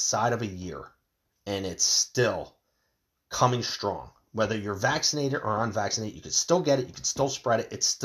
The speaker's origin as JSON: {"language": "English", "country": "United States"}